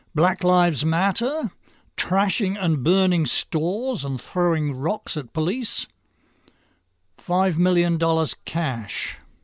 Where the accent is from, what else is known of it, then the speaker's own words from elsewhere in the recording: United States; As an American with a strong attachment to our constitution and our political traditions